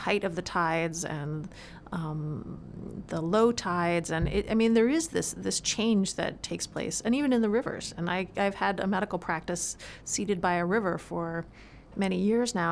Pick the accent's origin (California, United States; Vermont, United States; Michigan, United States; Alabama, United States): Vermont, United States; Burlington; now in Maine, United States; I was born in Burlington.